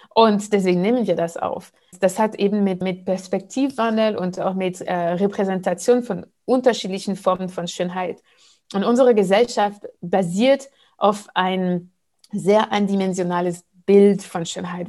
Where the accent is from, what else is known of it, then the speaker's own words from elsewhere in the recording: Martinique; auf der Insel, wo ich herkomme, Martinique